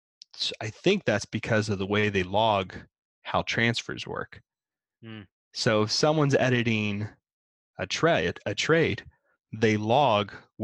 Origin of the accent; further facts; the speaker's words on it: United States; I'm not the best example of an American because I am very, very polite.